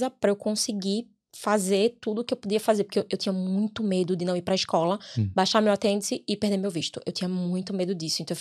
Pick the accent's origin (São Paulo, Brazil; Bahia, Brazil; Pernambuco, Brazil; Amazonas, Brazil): Pernambuco, Brazil; Recife; now in Ireland; Recife. De Recife. Recifense. É.